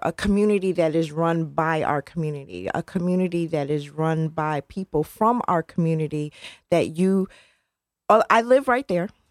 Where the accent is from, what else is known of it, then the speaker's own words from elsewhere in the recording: New Haven, Connecticut, United States; I grew up in Newhallville